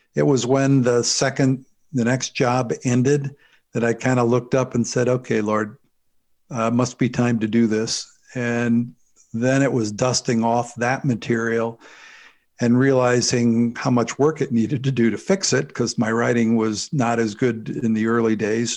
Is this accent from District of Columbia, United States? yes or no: no; St. Louis, Missouri, United States; I was, uh, born and raised in the Saint Louis, Missouri area.